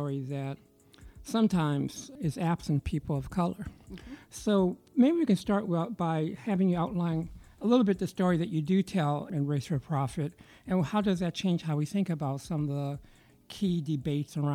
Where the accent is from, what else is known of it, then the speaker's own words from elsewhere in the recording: Chicago, Illinois, United States; I'm from Chicago, that I love my city